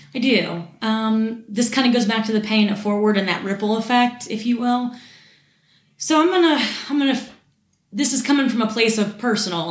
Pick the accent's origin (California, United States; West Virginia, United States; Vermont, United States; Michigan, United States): West Virginia, United States; Morgantown; I was born and raised in Morgantown